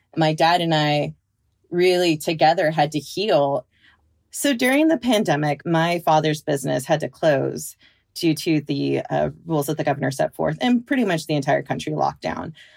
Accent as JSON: {"language": "English", "region": "Bay Area of California", "country": "United States", "tie": "born or raised there", "moved": "yes", "lives_now": "Pacific Northwest, United States"}